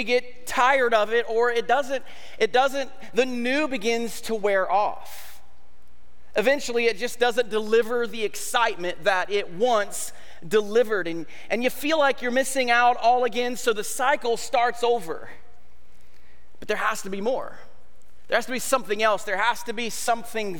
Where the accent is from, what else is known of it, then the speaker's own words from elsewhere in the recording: United States; as an American society